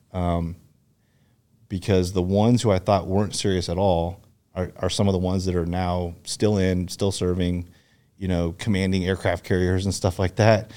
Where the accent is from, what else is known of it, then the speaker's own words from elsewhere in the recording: Seattle, Washington, United States; moved away as an adult; also born or lived in Fullerton, California / Yakima, Washington / Wenatchee, Washington / Bothell, Washington; I grew up in Seattle